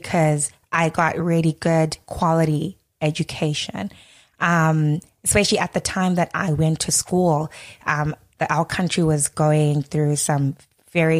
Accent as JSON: {"language": "English", "region": "Harare", "country": "Zimbabwe", "tie": "born or raised there", "also_born_or_lived": "Cape Town, South Africa", "moved": "as an adult", "lives_now": "Toronto, Canada", "said": "growing up in Harare, or, you know, going to school"}